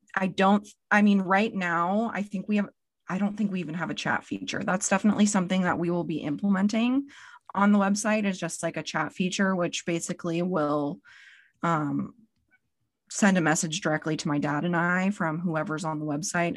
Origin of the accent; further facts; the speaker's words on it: Spokane, Washington, United States; I'm from Spokane, Washington, so the east side of Washington State.